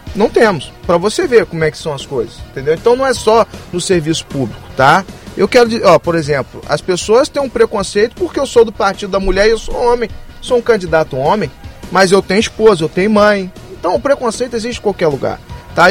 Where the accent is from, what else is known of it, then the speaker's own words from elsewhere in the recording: Campos dos Goytacazes, Rio de Janeiro, Brazil; eu sou de Campos